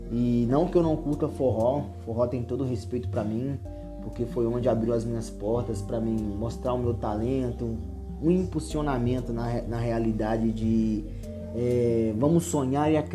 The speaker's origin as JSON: {"language": "Portuguese", "town": "Berilo", "region": "Minas Gerais", "country": "Brazil", "tie": "born or raised there", "lives_now": "São Paulo, Brazil", "said": "Quando você sai de uma cidade pequena, a minha cidade tem, hoje, não tem 15. A minha cidade natal, Berilo, não tem 15 mil habitantes. É uma cidade muito pequena em questão de emprego, de desenvolvimento, de recursos"}